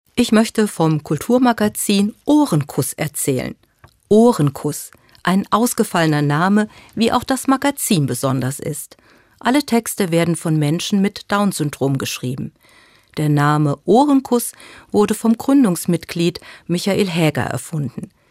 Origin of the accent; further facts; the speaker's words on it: Germany; Bei uns in Deutschland